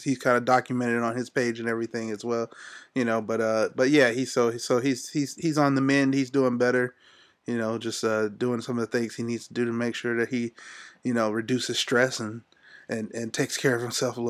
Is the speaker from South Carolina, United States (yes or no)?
no; Youngstown, Ohio, United States; moved away as an adult; now in Athens, United States; I'm originally from Youngstown, Ohio, south side of Youngstown, Ohio